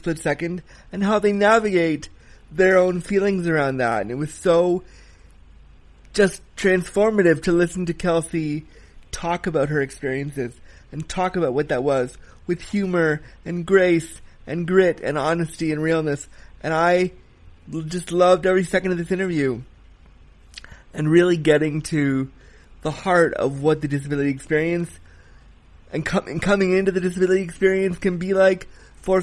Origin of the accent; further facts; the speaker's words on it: Canada; I'm a Canadian